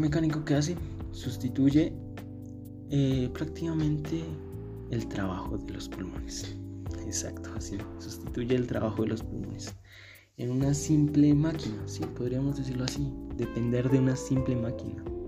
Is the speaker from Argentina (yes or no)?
no; Colombia; yo soy de Colombia